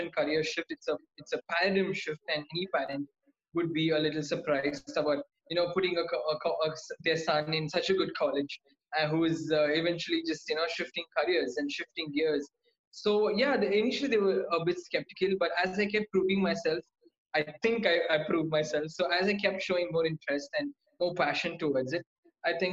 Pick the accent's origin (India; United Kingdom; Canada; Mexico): India; Coimbatore, Tamil Nadu; also born or lived in Vellore, India / Chennai, India / New Delhi, India; I'm from Coimbatore, Tamil Nadu